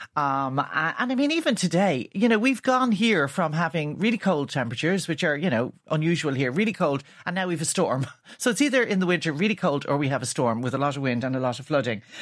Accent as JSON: {"language": "English", "country": "Ireland", "said": "our character as Irish people"}